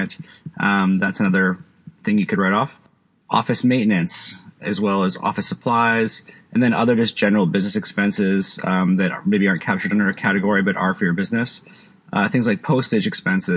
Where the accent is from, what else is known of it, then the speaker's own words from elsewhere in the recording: Canada; also born or lived in Vancouver, British Columbia; I live in Vancouver. I'm from Canada